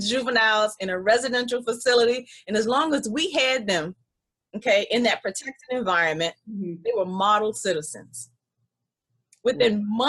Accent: South Carolina, United States; moved away as an adult; also born or lived in Virginia / East Coast; now in DMV area, United States; I'm originally from South Carolina

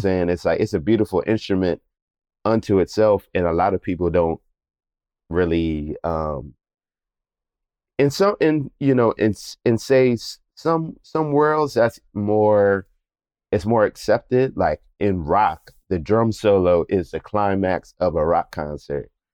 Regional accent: Philadelphia, Pennsylvania, United States; I grew up in Germantown in Philadelphia.

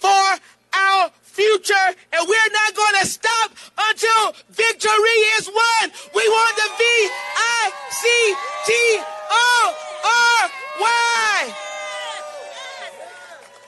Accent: Burgaw, North Carolina, United States; I'm from Burgaw, North Carolina

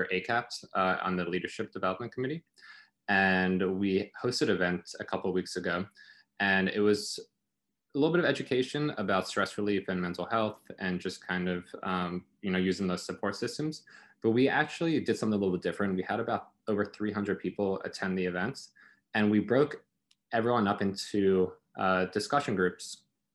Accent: South Africa; moved away; I'm originally from South Africa

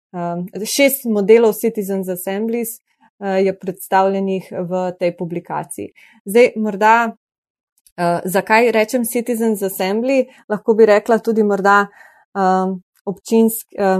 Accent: Slovenia; Slovenci smo pa še posebej ponosni in navdušeni

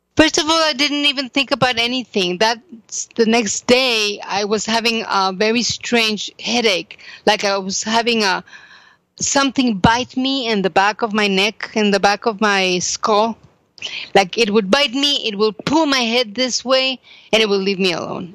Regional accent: Mexico; now in Jerusalem, Israel; I am from Mexico.

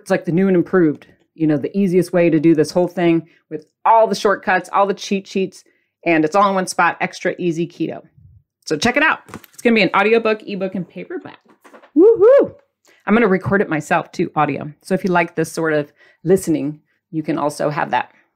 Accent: Midwest, United States; I'm from the Midwest. People don't care about your feelings quote unquote, according to my childhood.

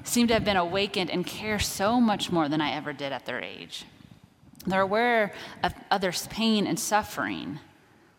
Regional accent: Kansas, United States; I grew up in Kansas

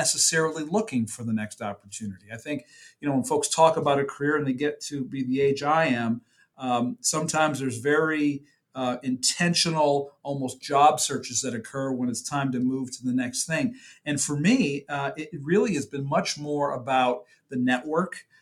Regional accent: Rochester, New York, United States; moved away as an adult; now in North Carolina, United States; I grew up in Rochester, New York

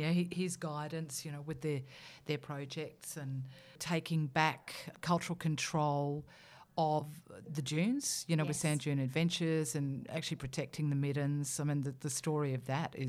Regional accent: South Australia, Australia; I was born off country as well, but this is in South Australia.

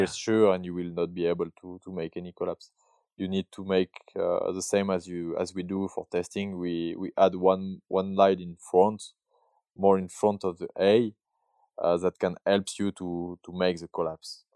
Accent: Barcelonnette, Provence-Alpes-Côte d'Azur, France; English is a second language; now in Verbier, Switzerland; I was born in, uh, in south of France. Uh, I grew up in Barcelonette

